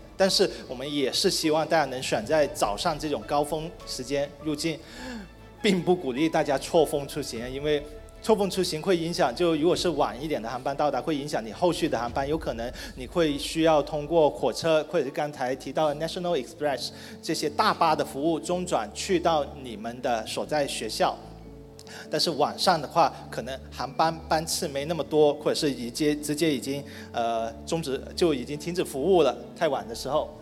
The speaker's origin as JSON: {"language": "Chinese", "region": "Guangdong", "country": "China", "said": "其实跟我们南方中国的南方啊，不是我广东人的南方啊"}